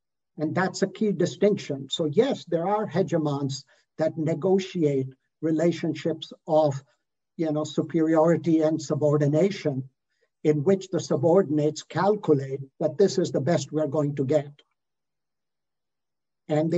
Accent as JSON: {"language": "English", "country": "Canada", "said": "I'm a Canadian"}